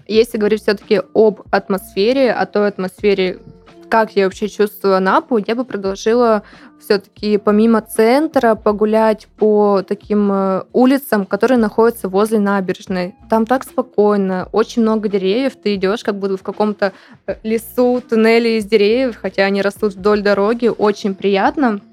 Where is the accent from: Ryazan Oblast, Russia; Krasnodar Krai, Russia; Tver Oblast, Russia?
Krasnodar Krai, Russia; Anapa; moved away; also born or lived in Siberia; Все-таки Анапа мой не родной город, но я там прожила около 16 лет, практически с рождения так есть в Сибири